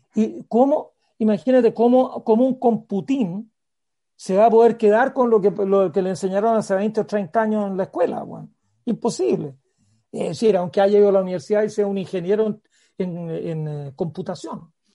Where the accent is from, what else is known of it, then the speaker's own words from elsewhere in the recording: Parral, Maule, Chile; Yo cuando era niño en Parral